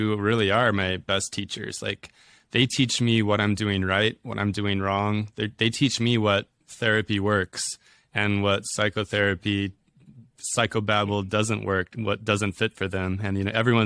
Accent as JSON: {"language": "English", "town": "Twin Falls", "region": "Idaho", "country": "United States", "tie": "born or raised there", "said": "Twin Falls is my hometown, so I'm quite partial to it myself"}